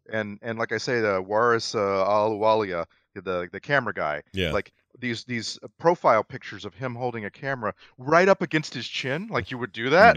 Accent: United States; middle class white American.

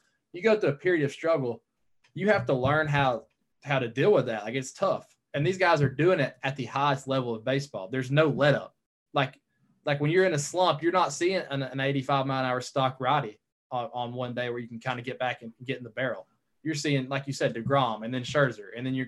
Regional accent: North Georgia, United States; also born or lived in Chattanooga, Tennessee; growing up in North Georgia

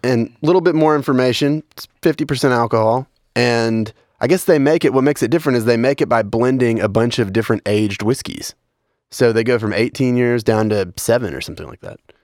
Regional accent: Western Kentucky, United States; I'm from Western Kentucky

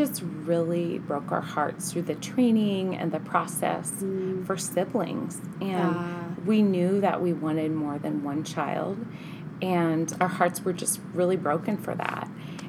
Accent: Baker City, Oregon, United States; also born or lived in Ohio; Baker, where I grew up

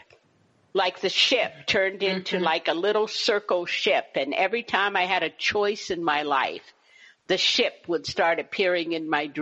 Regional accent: Berkeley, California, United States; I grew up in Berkeley, California during the 1960s

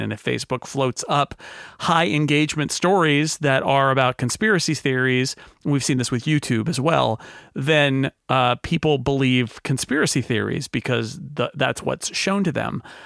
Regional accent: United States; as an American

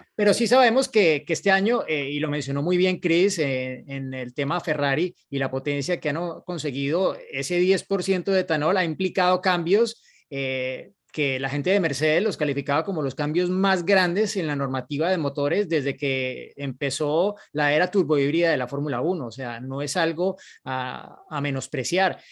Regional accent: Colombia

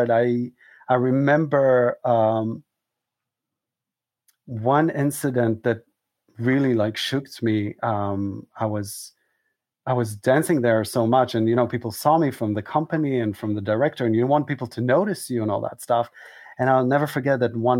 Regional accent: Israel; moved away as an adult; also born or lived in Southern United States; now in New York, United States; I was born an Israeli boy and suddenly I'm trying to become an American

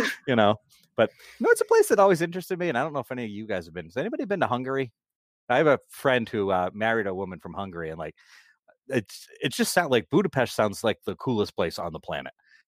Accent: New England, United States; Maybe that's just my uncultured, snobby New England in me. I don't know. We're like, we're from New England.

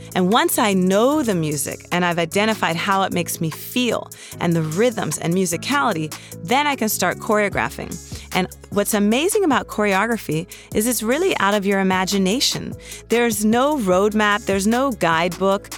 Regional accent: Washington, District of Columbia, United States; also born or lived in New York City; now in Los Angeles, United States; We are from Washington, D.C., and we currently live between Los Angeles and New York City.

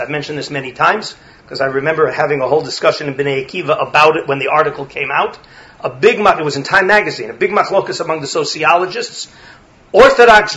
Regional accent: Los Angeles, California, United States; moved away; When I grew up in Los Angeles, there was very, very little serious Limud Torah.

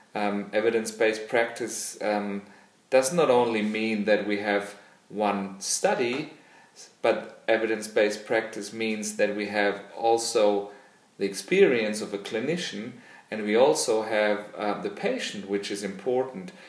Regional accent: Germany; also born or lived in Australia; I'm a physiotherapist from Germany

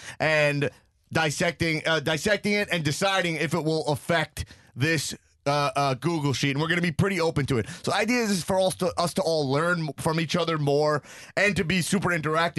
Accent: United States; growing up in America

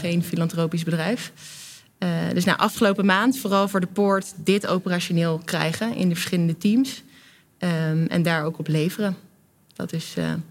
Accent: Delft, South Holland, Netherlands; moved away as an adult; now in Amsterdam, Netherlands; als ik in Delft binnenrijd, dan ben ik thuis

